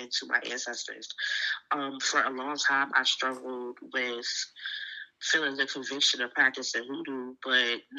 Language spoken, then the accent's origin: English; Virginia, United States; I can only speak for where I'm raised, and I feel like Virginia in total is a very spiritual place